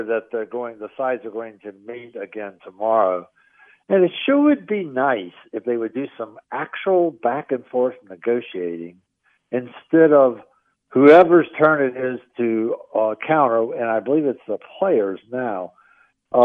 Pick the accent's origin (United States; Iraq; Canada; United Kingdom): United States; Richmond, Virginia; moved away; I grew up in Richmond, Virginia